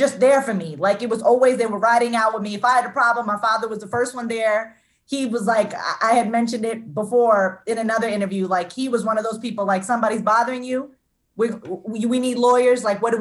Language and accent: English; Jersey City, New Jersey, United States; also born or lived in Union, New Jersey; I grew up in Jersey City. Then we moved to a town called Union in New Jersey. So I've been in New Jersey all my life